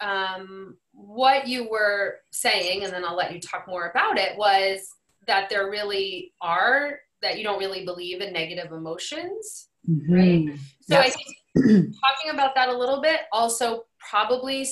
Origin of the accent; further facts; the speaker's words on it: New England, United States; I'm from New England